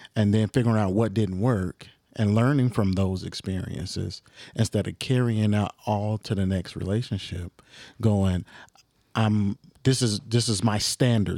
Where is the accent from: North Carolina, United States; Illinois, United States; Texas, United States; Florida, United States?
Illinois, United States; Chicago; I'm just a kid from the South Side